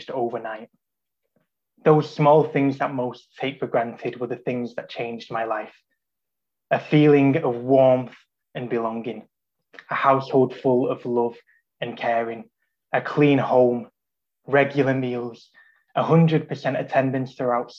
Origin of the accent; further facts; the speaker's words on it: Salford, North West England, United Kingdom; I was raised in Salford, in what was then one of the most deprived postcodes in the Northwest